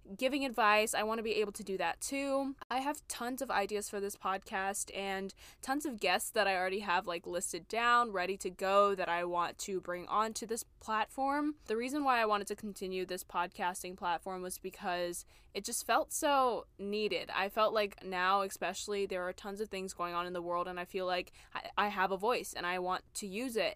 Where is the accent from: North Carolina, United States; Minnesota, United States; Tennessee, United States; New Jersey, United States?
North Carolina, United States; Charlotte; moved away as an adult; also born or lived in New York City; move back to my hometown of Charlotte, North Carolina